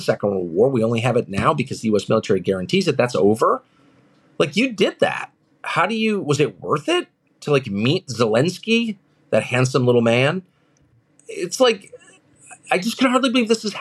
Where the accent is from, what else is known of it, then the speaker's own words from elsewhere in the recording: United States; I'm as American as, I don't have another passport.